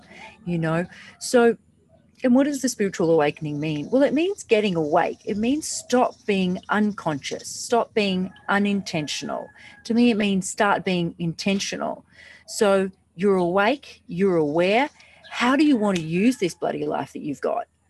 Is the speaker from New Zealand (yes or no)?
no; Australia; now in Bali, Indonesia; I'm actually from Australia, but I'm, I live in Bali.